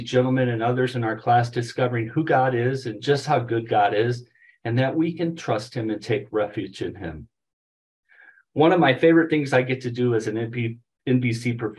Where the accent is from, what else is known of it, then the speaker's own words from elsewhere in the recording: St. Louis, Missouri, United States; now in Colorado, United States; growing up in St. Louis